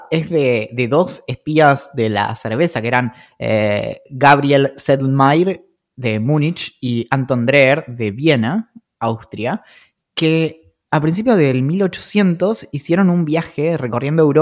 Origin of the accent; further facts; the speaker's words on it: San Carlos de Bariloche, Río Negro, Argentina; creciendo en Bariloche